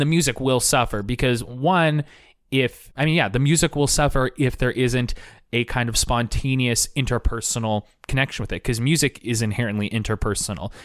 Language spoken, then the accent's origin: English; Portland, Oregon, United States; I am back in my hometown of Portland, Oregon